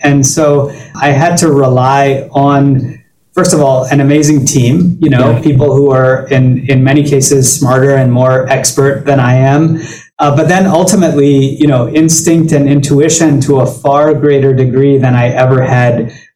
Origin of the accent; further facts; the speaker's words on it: Baton Rouge, Louisiana, United States; moved away as an adult; now in New York City, United States; I grew up in Baton Rouge